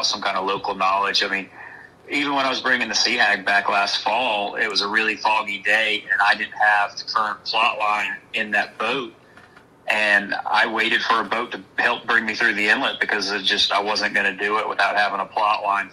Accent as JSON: {"language": "English", "area": "outside of Atlanta", "region": "Georgia", "country": "United States", "tie": "born or raised there", "moved": "yes", "lives_now": "Outer Banks, United States", "said": "I spent most of my childhood outside of Atlanta, Georgia."}